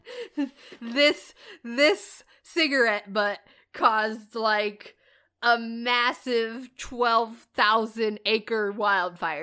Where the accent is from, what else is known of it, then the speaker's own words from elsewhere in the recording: Midwest, United States; moved away; I'm from the Midwest